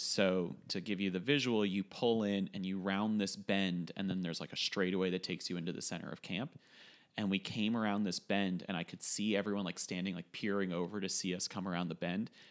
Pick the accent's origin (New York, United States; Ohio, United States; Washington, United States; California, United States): New York, United States; Westchester; in the basement of our house when we were growing up in Westchester